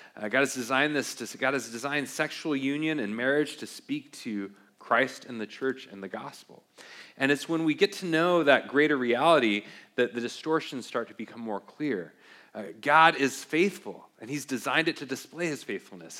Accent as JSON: {"language": "English", "town": "Beaverton", "region": "Oregon", "country": "United States", "tie": "born or raised there", "said": "I grew up in Beaverton, Oregon, home or near Beaverton, home of uh, the Nike factory, and grew up with Nike all around"}